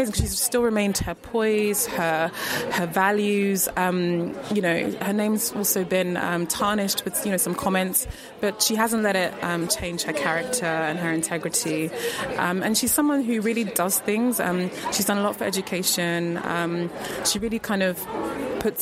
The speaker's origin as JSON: {"language": "English", "region": "London", "country": "United Kingdom", "moved": "as an adult", "lives_now": "Sweden", "said": "I'm from London, although I live in Sweden."}